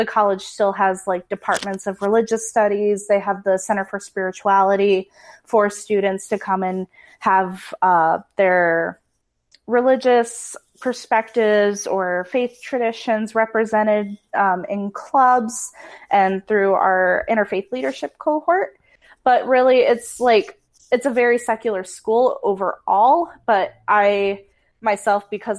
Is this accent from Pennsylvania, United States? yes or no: no; northern Indiana, United States; now in Rochester, United States; originally I'm from Indiana, northern Indiana, right next to the Michigan border. But I currently go to school and live in Rochester, New York.